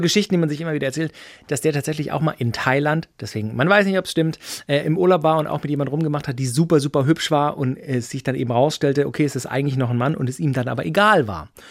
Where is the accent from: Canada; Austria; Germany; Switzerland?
Germany; Böblingen, Baden-Württemberg; ich bin in Böbling geboren